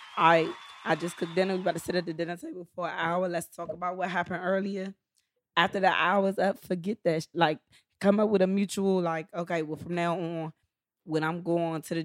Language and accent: English; Charlotte, North Carolina, United States; I'm from Charlotte, North Carolina